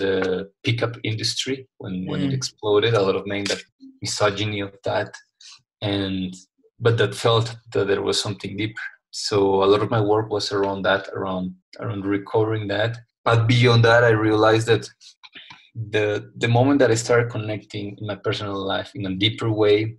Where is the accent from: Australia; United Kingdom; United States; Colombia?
Colombia; I was raised and I grew up in Colombia, South America